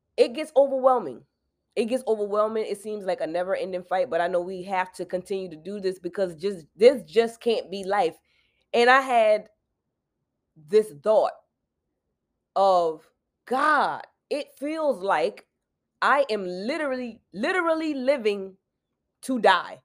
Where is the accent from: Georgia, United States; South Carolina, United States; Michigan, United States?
South Carolina, United States; I'm from South Carolina